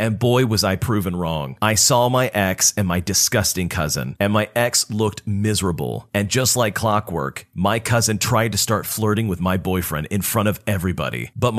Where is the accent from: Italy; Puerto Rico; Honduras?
Puerto Rico; exploring my home country of Puerto Rico